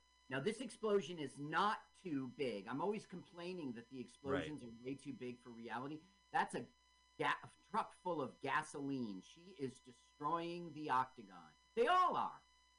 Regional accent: New Jersey, United States; I don't care that I'm from New Jersey.

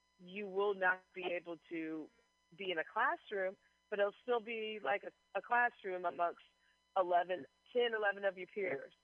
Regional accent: Missouri, United States; my home state, Missouri

